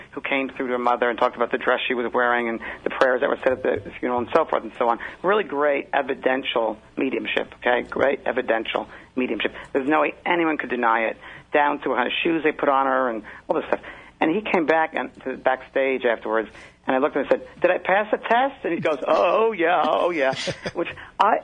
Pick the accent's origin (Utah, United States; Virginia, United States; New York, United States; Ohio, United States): New York, United States; now in Orange County, California, United States; I'm originally from New York